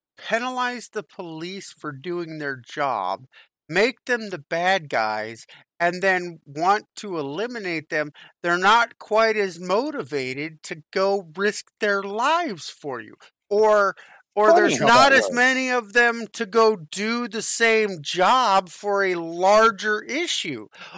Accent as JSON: {"language": "English", "region": "California", "country": "United States", "tie": "born or raised there", "said": "I grew up in California during the riots in 92-93, right?"}